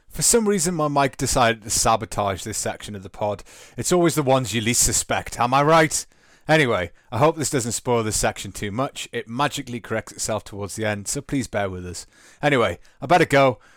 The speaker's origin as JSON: {"language": "English", "region": "North East England", "country": "United Kingdom", "accent": "Geordie", "said": "I'll just revert back to pronouncing things without any T's and being quite Geordie about stuff."}